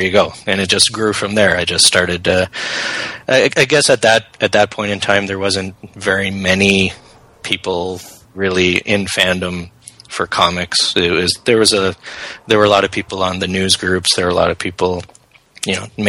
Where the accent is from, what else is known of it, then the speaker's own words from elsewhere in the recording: Canada; I'm a Canadian